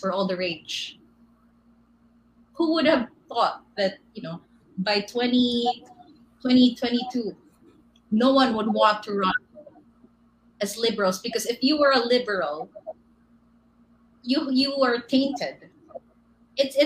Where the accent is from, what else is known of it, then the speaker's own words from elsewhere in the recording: Davao City, Davao Region, Philippines; moved away; I'm actually from Davao